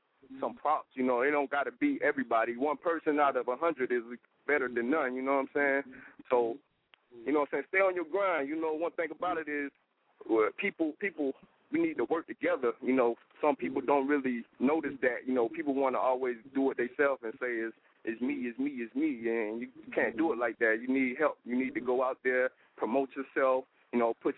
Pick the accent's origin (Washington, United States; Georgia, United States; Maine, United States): Georgia, United States; Brunswick; moved away as an adult; now in Atlanta, United States; I'm from Brunswick, Georgia